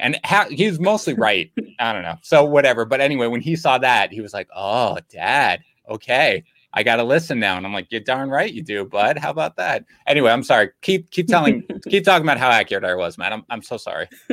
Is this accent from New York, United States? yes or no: yes; New York City, New York, United States; I grew up in Queens in New York.